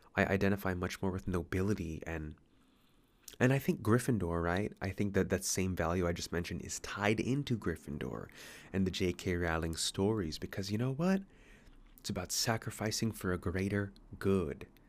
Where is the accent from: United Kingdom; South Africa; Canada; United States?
United States; now in Sydney, Australia; I'm American